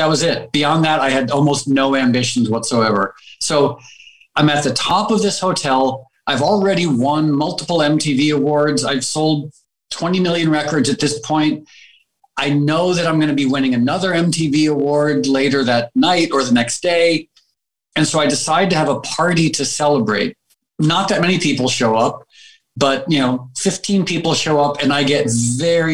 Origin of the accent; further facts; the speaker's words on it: Darien, Connecticut, United States; also born or lived in Harlem, New York / New York; now in California, United States; I grew up there because my mom had grown up there